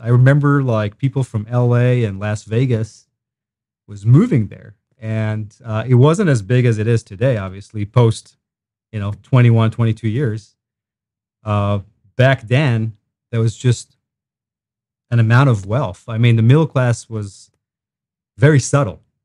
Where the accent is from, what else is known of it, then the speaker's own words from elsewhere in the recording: Israel; moved away as an adult; now in Wentzville, United States; I grew up in Israel